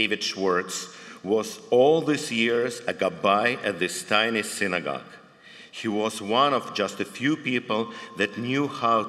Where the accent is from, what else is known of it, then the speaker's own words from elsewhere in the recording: Dnipro, Dnipropetrovsk Oblast, Ukraine; moved away; Elena and I grew up, as you probably can tell from my accent, in the former Soviet Union